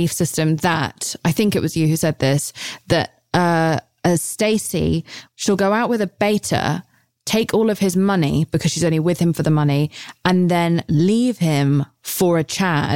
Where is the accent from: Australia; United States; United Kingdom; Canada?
United Kingdom; I'm British